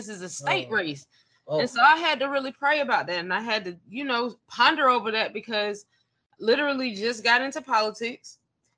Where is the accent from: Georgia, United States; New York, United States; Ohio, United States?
Georgia, United States; Avondale Estates; also born or lived in DeKalb County, Georgia; I was raised in Avondale Estates. I went to Druid Hills High School